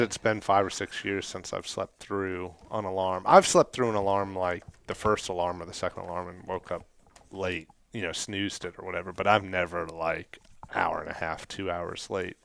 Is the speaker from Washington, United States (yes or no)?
no; Kentucky, United States; we're from Kentucky